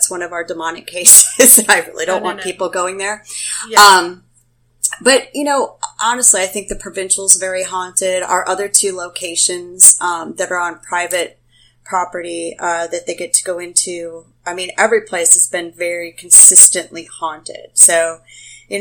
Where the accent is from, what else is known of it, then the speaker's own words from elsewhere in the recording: Wisconsin, United States; now in New Orleans, United States; I grew up in Wisconsin